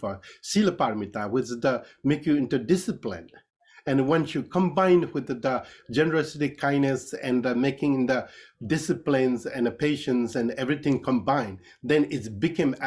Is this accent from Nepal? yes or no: yes; Kathmandu Valley, Bagmati, Nepal; I was born in Nepal, so in the Kathmandu Valley